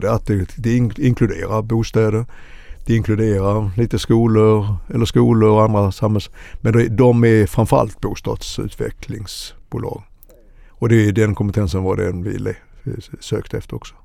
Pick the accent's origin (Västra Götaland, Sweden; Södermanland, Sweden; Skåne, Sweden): Skåne, Sweden; Helsingborg; now in Stockholm, Sweden; jag är egentligen född i Skåne, Helsingborg, men har bott i Stockholm i över 40 år